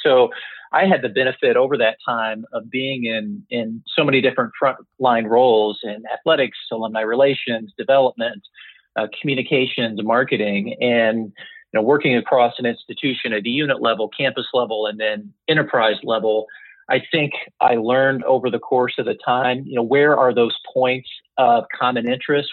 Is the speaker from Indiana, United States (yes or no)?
yes; Indiana, United States; I eventually returned to my home state and joined Indiana University.